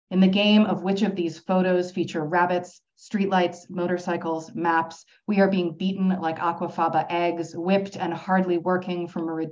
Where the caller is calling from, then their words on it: Toronto, Ontario, Canada; Uh, as Siân said, I'm joining you from Toronto.